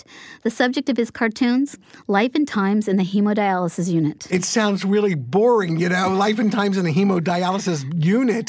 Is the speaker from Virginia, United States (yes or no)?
yes; Southern Virginia, United States; I'm from Southern Virginia, but it's, you know, just a hop, skip, and a jump to Washington, D.C.